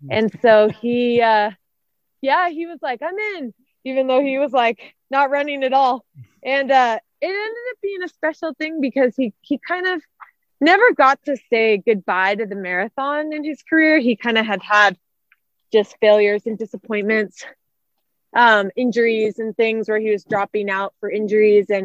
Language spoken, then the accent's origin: English; Arizona, United States; so we knew about this race happening in my home state of Arizona